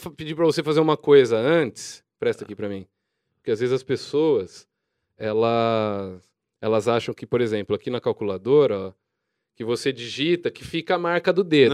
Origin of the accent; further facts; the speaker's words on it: Jaú, São Paulo, Brazil; Eu sou de Jaú